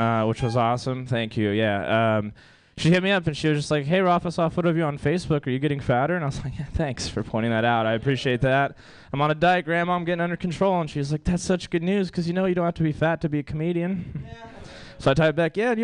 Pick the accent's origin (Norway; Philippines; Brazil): Brazil; now in United States; I'm from Brazil. That's where I immigrated from. My whole family still lives in Brazil